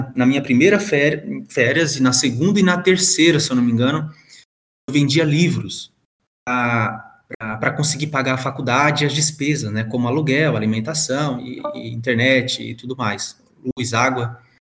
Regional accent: São Paulo, Brazil; also born or lived in João Pessoa, Paraíba; now in Passo Fundo, Brazil; Então eu nasci em João Pessoa, mas praticamente eu, eu me criei em São Paulo, né? Alguns anos lá.

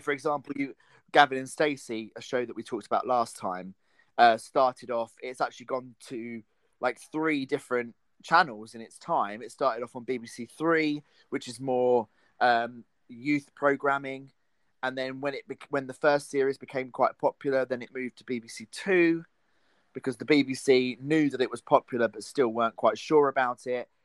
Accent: United Kingdom; I am a British person

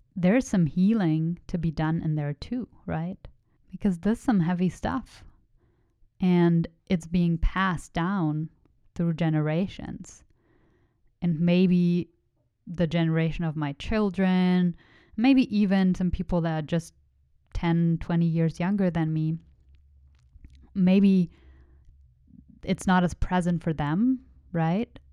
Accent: Germany; first language German; English is a second language; moved away; I was born in Germany. I was raised in Germany

